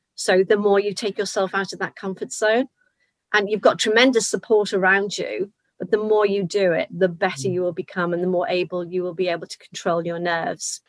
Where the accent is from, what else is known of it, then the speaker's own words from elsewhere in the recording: Liverpool, North West England, United Kingdom; I'm from Liverpool